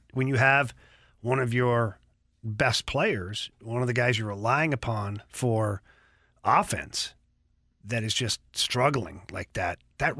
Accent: Canada; I'm Canadian

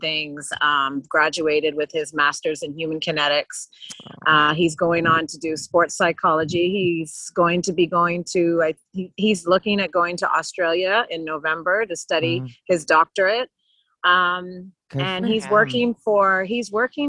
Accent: Canada; moved away as an adult; now in Bahamas; I was born in Canada, I moved here when I was 18

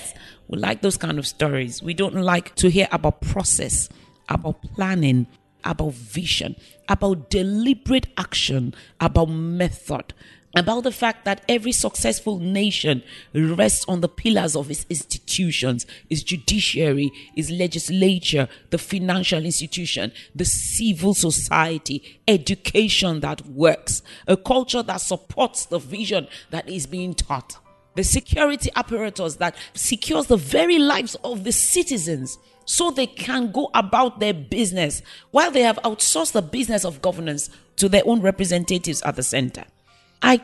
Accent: Nigeria

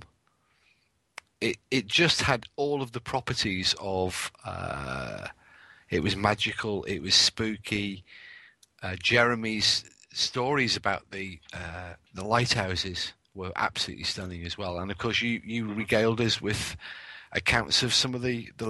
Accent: England, United Kingdom; now in Wales, United Kingdom; I am actually English. I just live in Wales

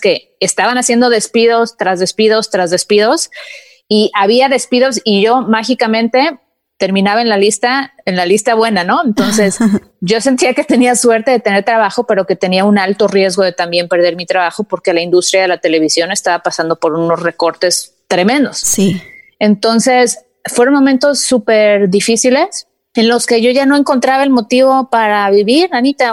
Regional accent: Mexico; now in United States; Yo también fui criada en México, mis papás eran de que jamás te endeudes

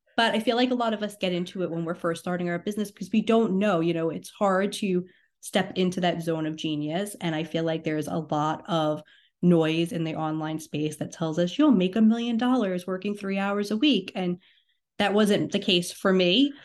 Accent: New York, United States; I'm from New York.

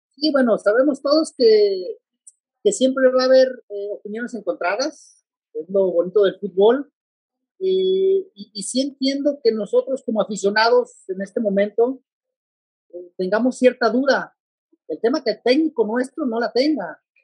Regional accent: Mexico; como buenos mexicanos

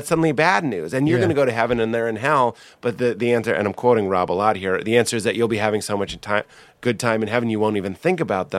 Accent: Nashville, Tennessee, United States; I'm from Nashville and I was raised Christian, so I'm going to be a Christian.

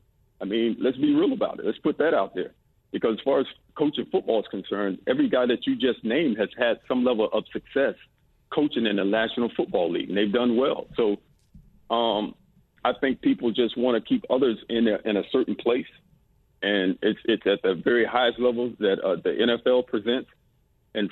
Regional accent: Florida, United States; You know, I grew up in South Florida, which is a melting pot. You know, when I left South Florida, I went to L.A., which was another melting pot.

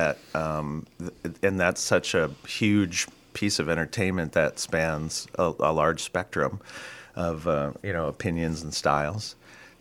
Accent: St. Paul, Minnesota, United States; Here in the Twin Cities. I'm a St. Paul boy

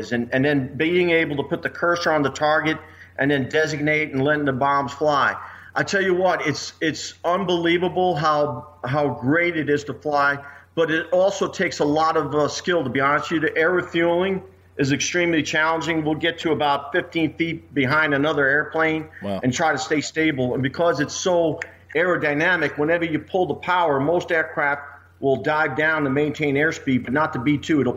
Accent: New York City, New York, United States; moved away as an adult; now in Missouri, United States; I was born in Brooklyn, New York. And I love the city. But when I came out here with the B-2s in 94, I ended up calling Missouri my home

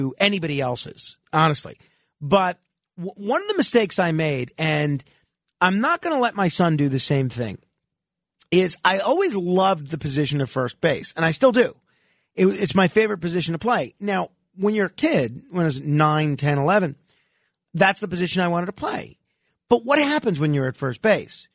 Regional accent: New York, United States; I played in all sorts of leagues, growing up in New York

